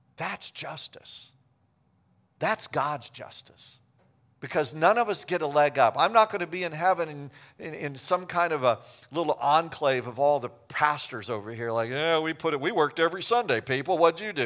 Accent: Kansas, United States; I grew up in Kansas

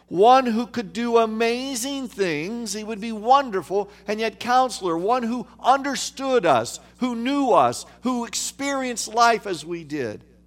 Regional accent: Kansas, United States; I grew up in Kansas, okay, the, near the geographical center of the United States

